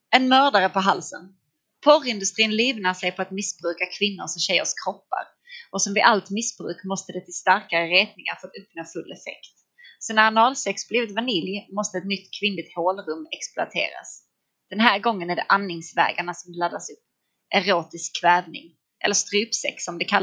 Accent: Skåne, Sweden; Blir inte jag tillfrågad för att jag är skåning?

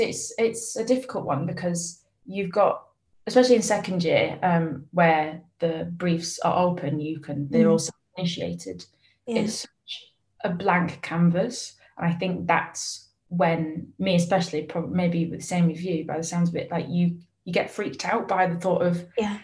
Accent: Falmouth, South West England, United Kingdom; even at Fiasco, we're a very small team, and there's three of us from Falmouth, so you'll find someone.

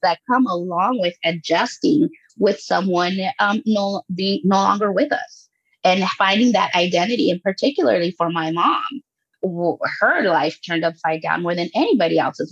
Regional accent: Los Angeles, California, United States; also born or lived in Guatemala; I was born in Guatemala and I was raised there until I was eight years old and grew up in Los Angeles

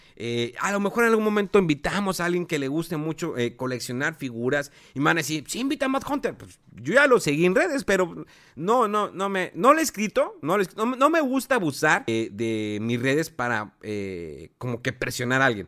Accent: Mexico; Como buen mexicano

